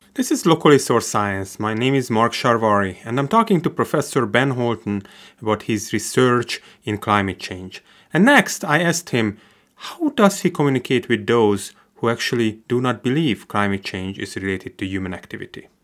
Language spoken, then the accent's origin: English; Hungary; moved away as an adult; also born or lived in California; now in Finger Lakes, United States; I came from Hungary, studied at UC Davis